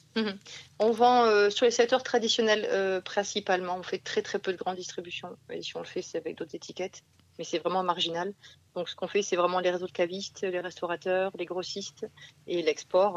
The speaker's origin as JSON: {"language": "French", "area": "Provence and Nîmes", "region": "Provence-Alpes-Côte d'Azur", "country": "France", "moved": "yes", "said": "on vient de, Provence et de Nîmes"}